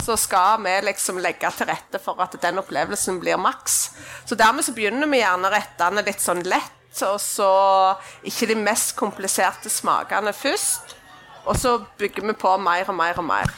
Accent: Klepp, Rogaland, Norway; jeg er fra Klepp.

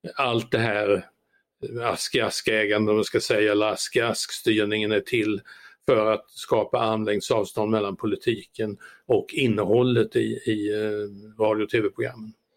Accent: Sweden; min födelseort Ameby

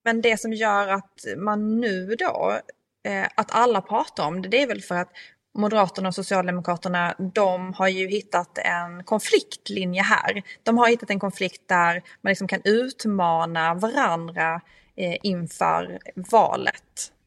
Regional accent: Skåne, Sweden; moved away; från min hembygd från Österlen

